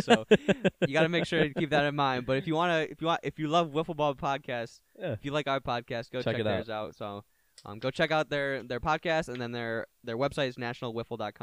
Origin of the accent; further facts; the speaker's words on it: Brighton, Michigan, United States; The one thing I didn't really like about growing up in Brighton is that we're like 98% white